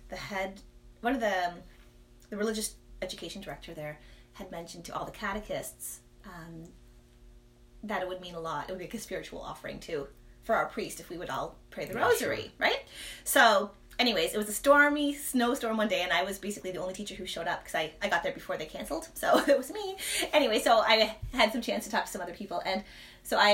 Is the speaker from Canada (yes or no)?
yes; Toronto, Ontario, Canada; I'm from the Toronto area.